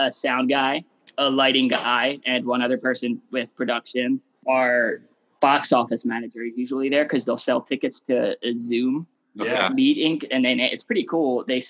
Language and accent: English; Philadelphia, Pennsylvania, United States; moved away as an adult; also born or lived in Los Angeles; I was from Philly when I was in LA.